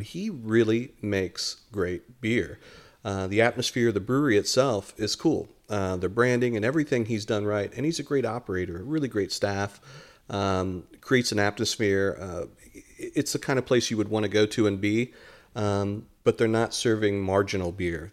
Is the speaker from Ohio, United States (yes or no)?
yes; Dayton, Ohio, United States; moved away as an adult; also born or lived in San Antonio, Texas / Detroit, Michigan; now in Lakeland, United States; we grew up in Dayton, Ohio